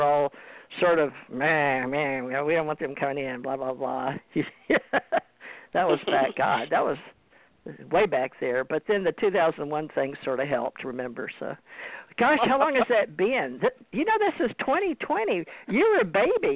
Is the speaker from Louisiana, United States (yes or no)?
yes; Louisiana, United States; I'm from the South myself, born in Louisiana